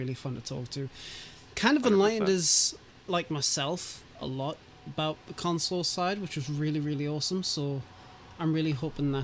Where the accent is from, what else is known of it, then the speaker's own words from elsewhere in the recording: United Kingdom; I'm British